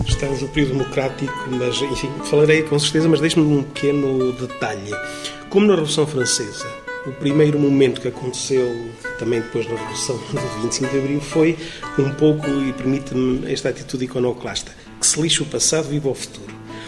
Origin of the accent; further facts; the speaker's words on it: Trás-os-Montes, Portugal; eu sou transmontano